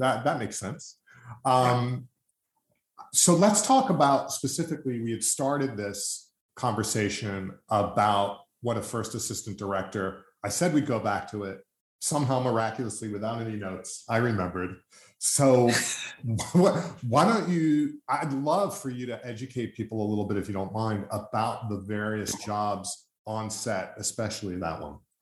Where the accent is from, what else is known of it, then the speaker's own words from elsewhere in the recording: United States; as an American